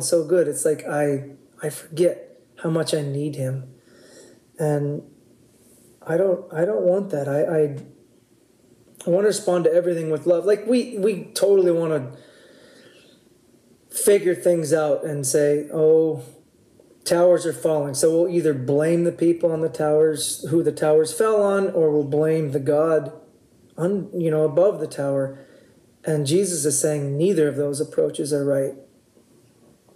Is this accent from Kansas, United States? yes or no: no; Oahu, Hawaii, United States; We grew up on Oahu when we were kids